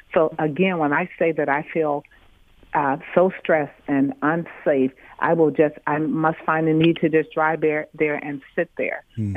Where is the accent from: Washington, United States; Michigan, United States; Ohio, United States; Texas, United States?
Michigan, United States; Detroit; I grew up in Detroit and raised here.